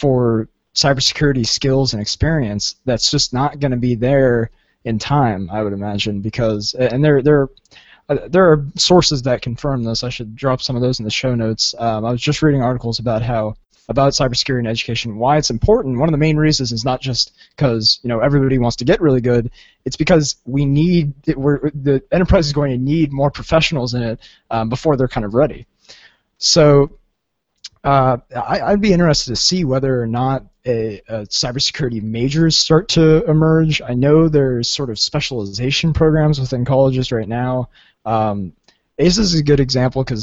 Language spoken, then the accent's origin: English; Southern California, United States; I'm from Southern California